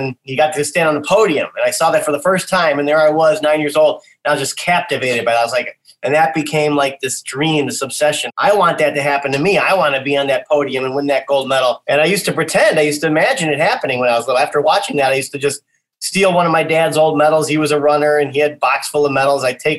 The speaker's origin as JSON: {"language": "English", "region": "Midwest", "country": "United States", "tie": "born or raised there", "also_born_or_lived": "Chicago, United States", "said": "I was born in Chicago, Illinois, and raised in the Midwest, moved around a little when I was a kid."}